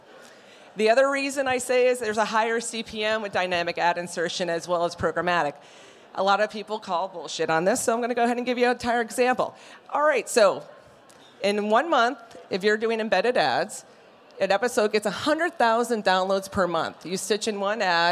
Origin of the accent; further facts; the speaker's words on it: Denver, Colorado, United States; I'm from Denver